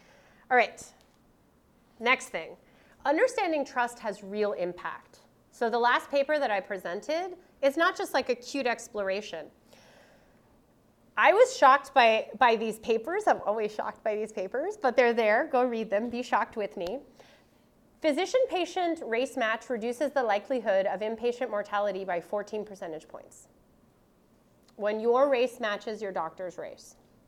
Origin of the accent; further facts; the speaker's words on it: Canada; It doesn't matter that I'm a Canadian professor sitting in a Canadian university training Canadian graduate students.